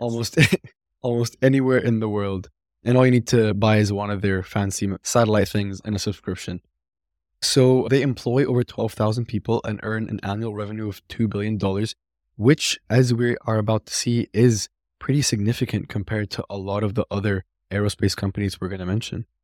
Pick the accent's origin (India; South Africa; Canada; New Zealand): Canada; Mississauga, Ontario; my hometown, actually, Mississauga